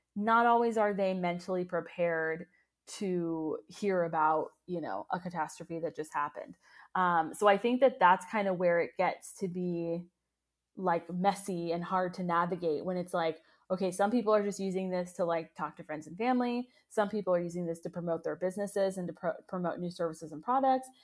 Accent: United States; as Americans

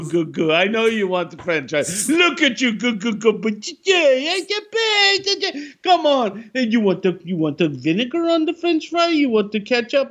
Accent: the South, United States; growing up in the South

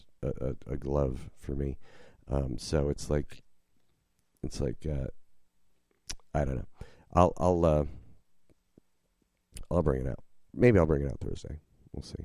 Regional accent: New Jersey, United States; moved away as an adult; now in New Orleans, United States; I grew up in Jersey

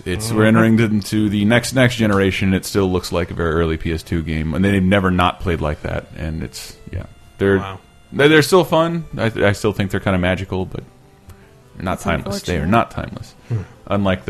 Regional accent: United States; I'm American.

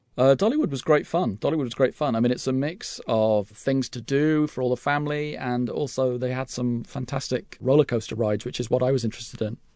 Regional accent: United Kingdom; accent: English; as a British tourist

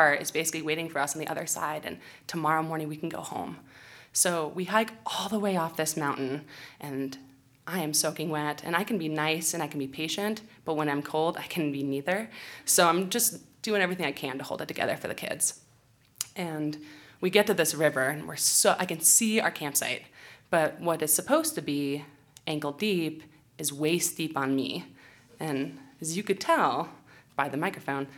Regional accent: California, United States; I'm from California.

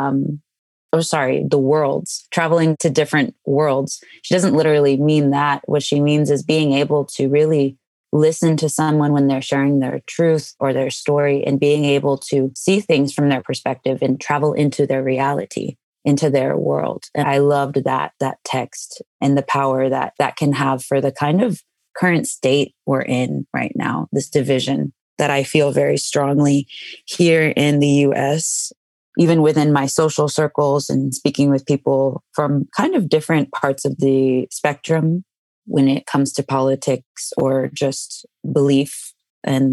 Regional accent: Rio Grande Valley, Texas, United States; I grew up on the Texas-Mexico border in the Rio Grande Valley.

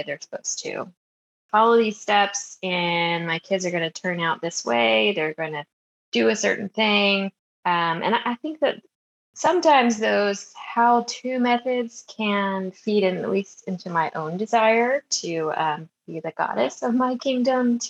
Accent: Maryland, United States; I grew up in Maryland

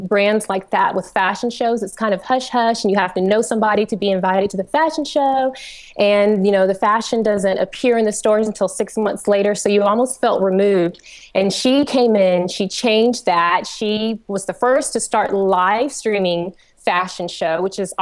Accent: Georgia, United States; accent: twang; I am from Georgia, so I apologize if my twang is a little strong, but I'm from Georgia

